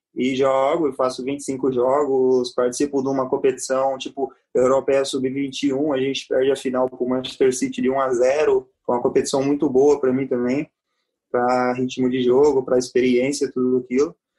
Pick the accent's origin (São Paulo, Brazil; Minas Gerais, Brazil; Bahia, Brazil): São Paulo, Brazil; Dois Córregos; moved away as an adult; also born or lived in Barra Bonita, São Paulo / France / Portugal; nasci em Barra Bonita, mas sou dois, sou do Escorriguense. Vivi sempre em Dois Córregos desde de pequeno